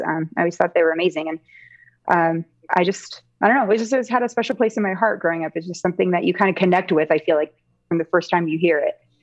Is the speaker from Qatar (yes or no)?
no; Seattle, Washington, United States; I grew up in the Seattle area